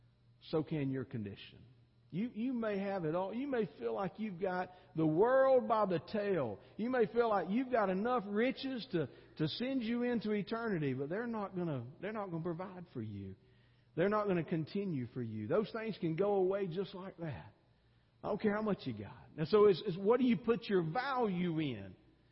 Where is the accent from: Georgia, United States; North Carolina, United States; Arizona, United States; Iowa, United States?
Georgia, United States; because I came from Georgia where it gets really hot, about 10 degrees hotter than it does here, which is hot, okay, and humid too